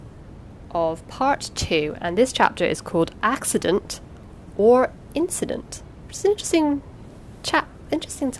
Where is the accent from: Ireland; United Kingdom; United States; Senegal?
United Kingdom; because I'm British